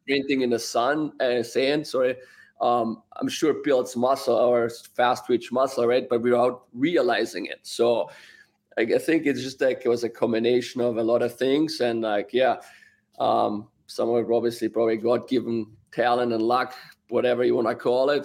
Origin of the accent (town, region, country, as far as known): Austria; moved away